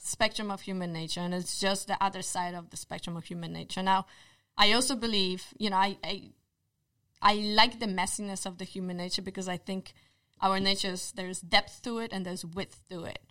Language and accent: English; Poland; English is a second language; moved away; I was born in Poland, therefore my accent